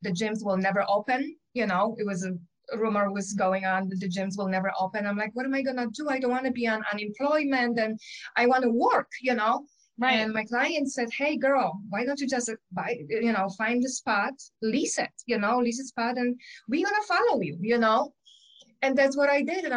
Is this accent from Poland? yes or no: yes; Poland; English is a second language; moved away as an adult; now in Michigan, United States; I have an accent. I was born in Poland. I came here when I was 20, almost 21